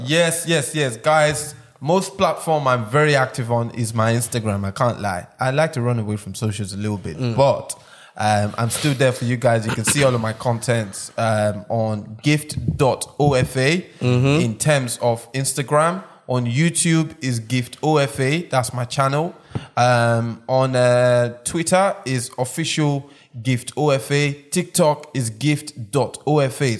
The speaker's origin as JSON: {"language": "English", "country": "Nigeria", "also_born_or_lived": "Malaysia", "moved": "yes", "lives_now": "United Kingdom", "said": "I'm from Nigeria, but I don't live in Nigeria. But I live in the UK"}